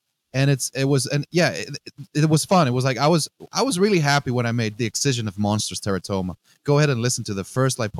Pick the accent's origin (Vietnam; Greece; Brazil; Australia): Greece; English is a second language; moved away as an adult; also born or lived in Netherlands / Northeast United States; now in United States; growing up in Greece, I have a very special relationship with the sea, with the Aegean Sea.